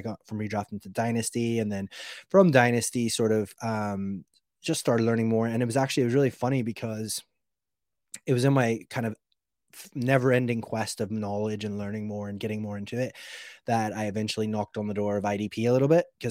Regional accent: Alaska, United States; moved away as an adult; I was actually born in Alaska, believe it or not. So I was born in Alaska in a small town and like spent all of my like childhood over there

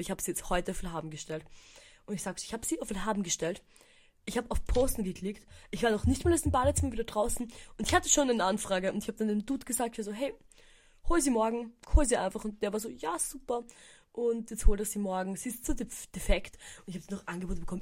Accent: Eisenstadt, Burgenland, Austria; now in Vienna, Austria; in Eisenstadt, meiner Heimatstadt

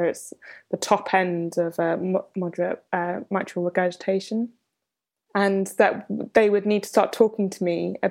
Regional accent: London, United Kingdom; I grew up in London

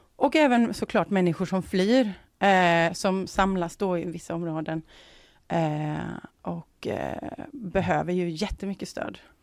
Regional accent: Sweden; som, som svensk

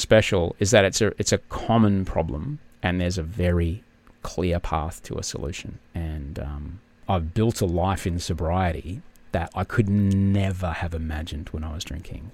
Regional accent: Brisbane, Queensland, Australia; I grew up in Brisbane

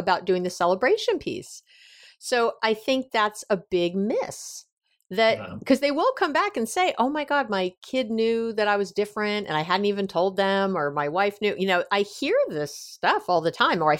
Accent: New York, United States; I'm a Jew from New York

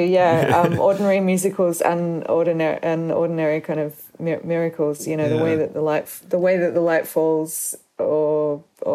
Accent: Sydney, New South Wales, Australia; the area where I grew up is really where Sydney proper ends. I mean, I'm from Sydney. I still live

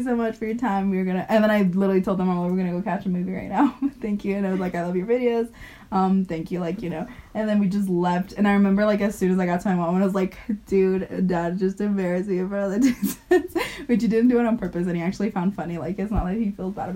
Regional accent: Mexico; now in Finland; from Mexico. We live here

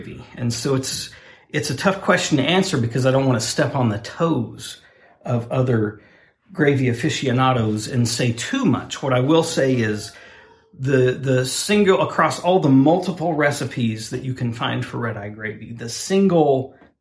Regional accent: Oklahoma, United States; my home state.

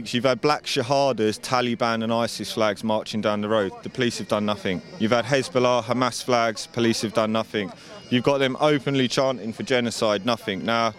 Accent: England, United Kingdom; I'm here because I'm English.

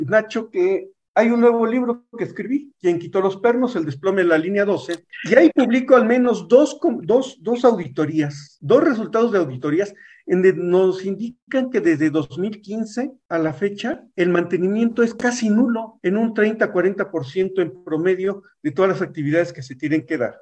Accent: State of Mexico, Mexico; somos habitantes del Estado de México

